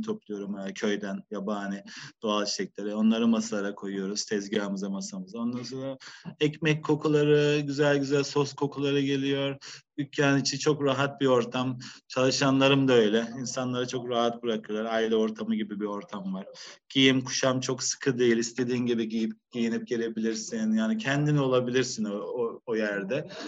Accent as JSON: {"language": "Turkish", "region": "Ankara", "country": "Turkey", "also_born_or_lived": "Ireland / Amsterdam, Netherlands", "moved": "as an adult", "lives_now": "Baltimore, Ireland", "said": "Ben Ankaralıyım."}